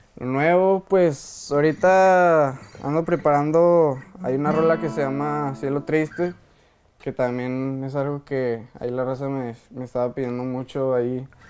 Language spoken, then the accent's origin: Spanish; Jerez, Zacatecas, Mexico; Yo vengo de Jerez, soy, soy nacido de Jerez, Zacatecas, ahí, ahí mero